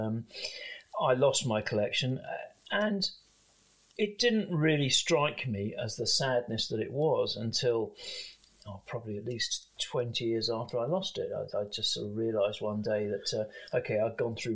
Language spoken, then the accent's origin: English; London, United Kingdom; I grew up in South London of Irish parents